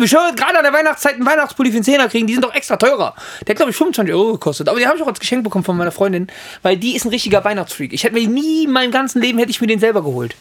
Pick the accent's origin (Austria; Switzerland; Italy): Italy; Für mich persönlich natürlich als Italiener